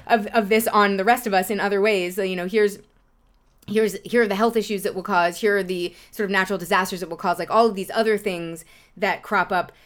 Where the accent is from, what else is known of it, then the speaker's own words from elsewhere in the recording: New York City, New York, United States; I grew up in Lower Manhattan